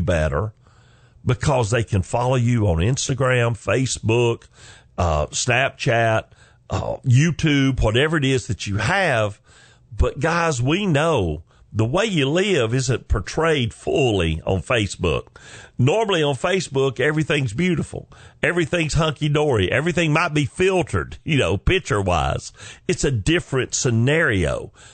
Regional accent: the South, United States; accent: southern drawl; I'm from the South. I'm a Southern gentleman

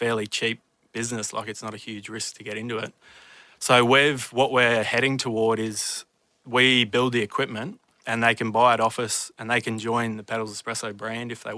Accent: Queensland, Australia; I'm from Queensland

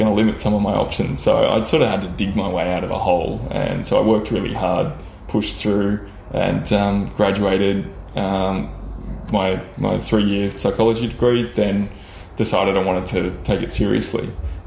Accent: Lismore, New South Wales, Australia; also born or lived in Byron Bay / Sydney; I grew up predominantly in Lismore and that associated area. So, I was born in Byron Bay and then shifted to Lismore sort of by the time I was 5 years old, and spent most of my youth around that area.

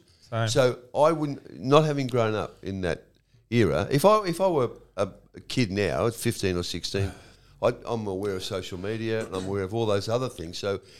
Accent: Werribee, Victoria, Australia; When I was a kid, I was working at the Werribee Banner, right? Which is my hometown.

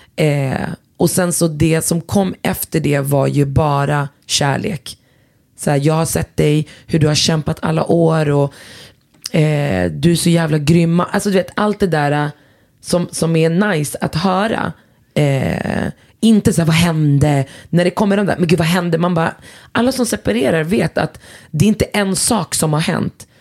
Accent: Västerås, Västmanland, Sweden; jag är från Västerås och om jag hade varit från orten så är det fortfarande Sverige

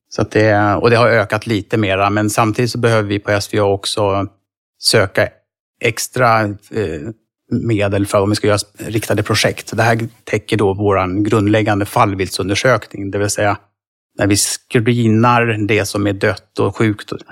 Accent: Stockholm, Stockholm County, Sweden; now in near Uppsala, Sweden; jag bor nära Uppsala, jag är från Stockholm från början

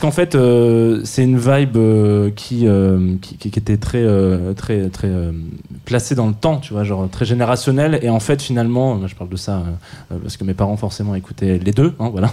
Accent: south of France, France; je viens du sud de la France

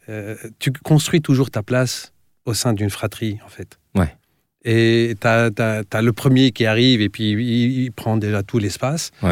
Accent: Tunisia; J'ai grandi dans plusieurs pays, en fait parce

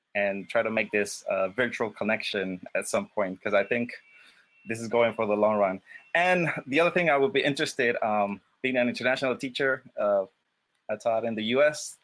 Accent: Panama; moved away as an adult; also born or lived in New York; born and raised in Panama

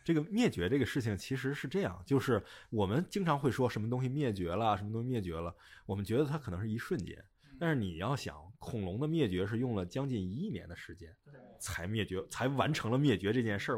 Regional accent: China; 咱们就是中国人

